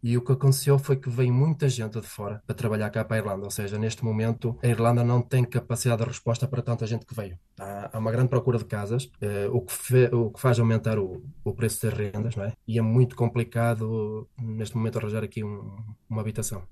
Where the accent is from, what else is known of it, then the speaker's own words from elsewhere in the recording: Portugal; moved away as an adult; now in Cork, Ireland; como bom português, tenho que tomar o seu expresso